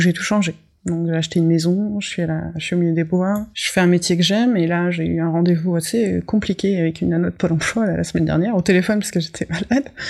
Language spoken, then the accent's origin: French; Bourgogne-Franche-Comté, France; j'ai grandi dans le Morvan